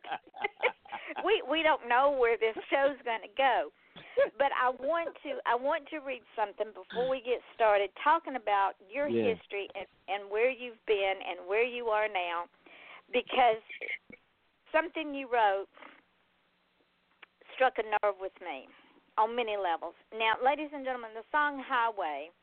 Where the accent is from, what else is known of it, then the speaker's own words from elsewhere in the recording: Atlanta, Georgia, United States; now in Florida, United States; me being born and raised in Atlanta